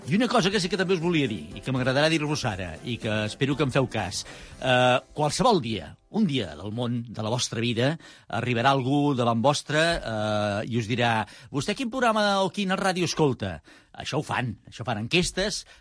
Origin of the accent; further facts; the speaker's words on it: Murga, Basque Country, Spain; tu saps que hi ha un poble eh, al costat de Vitòria que es diu Murga? Ah? Ah, és el meu poble.